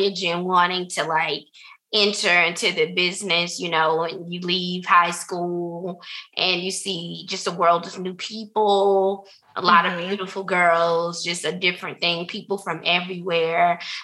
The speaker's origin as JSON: {"language": "English", "region": "the South", "country": "United States", "tie": "born or raised there", "said": "Growing up in the South"}